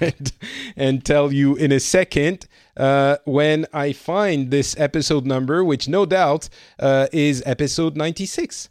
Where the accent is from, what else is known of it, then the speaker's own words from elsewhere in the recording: France; moved away as an adult; now in Finland; I am from France slash more and more time spent in Finland these days